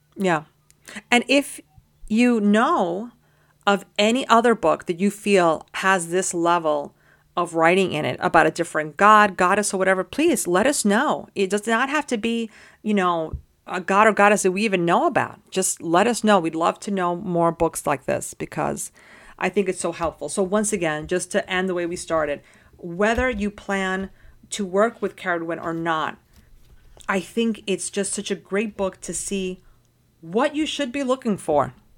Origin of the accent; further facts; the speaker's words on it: New York City, New York, United States; I grew up in Washington Heights, which is in Manhattan